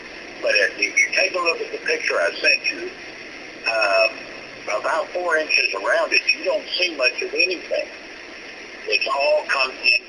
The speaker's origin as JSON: {"language": "English", "region": "Texas", "country": "United States", "moved": "yes", "lives_now": "Tennessee, United States", "said": "I'm originally from Texas."}